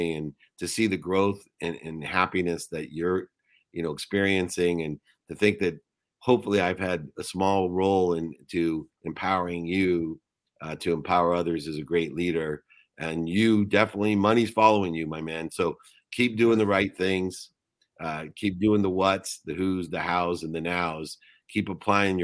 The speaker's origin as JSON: {"language": "English", "town": "Akron", "region": "Ohio", "country": "United States", "tie": "born or raised there", "said": "I was born in Akron, Ohio"}